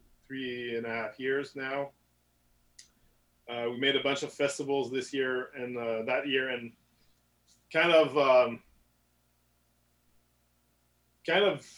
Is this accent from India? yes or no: no; Saint-Augustin-de-Desmaures, Quebec, Canada; English is a second language; raised in Saint Augustin, so it's a small suburb, like 25 minutes from Quebec City